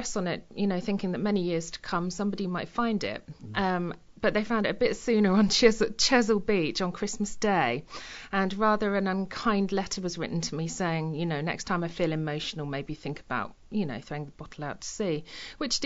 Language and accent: English; Lincolnshire, East Midlands, United Kingdom; moved away as an adult; also born or lived in Devon / Milton Keynes / Bath; now in Totnes, United Kingdom; I was born and brought up in Lincolnshire. I actually lived there until I was 29, and then I moved to Devon